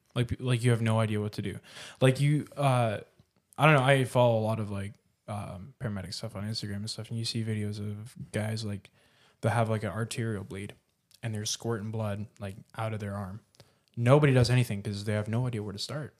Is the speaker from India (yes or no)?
no; Canada; moved away as an adult; also born or lived in Mexico; I was born here in Canada, like, grew up here. I lived here till I was eighteen.